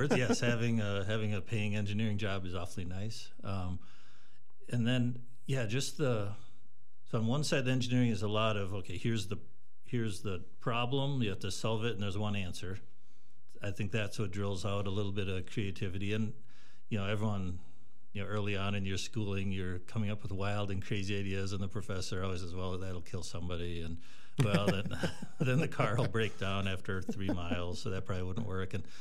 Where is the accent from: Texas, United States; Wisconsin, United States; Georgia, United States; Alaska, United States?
Wisconsin, United States; Madison; moved away as an adult; now in Rhinelander, United States; I grew up outside Madison.